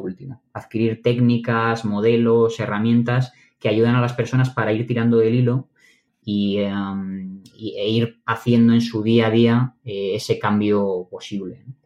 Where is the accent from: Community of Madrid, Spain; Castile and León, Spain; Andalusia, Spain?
Community of Madrid, Spain; Madrid; Yo soy de Madrid